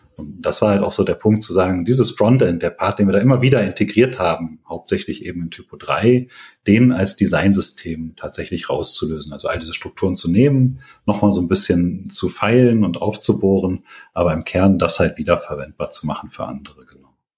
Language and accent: German; Paderborn, North Rhine-Westphalia, Germany; moved away as an adult; now in Bonn, Germany; komme aber eigentlich aus Paderborn. Das heißt, bin da aufgewachsen, auch zur Schule gegangen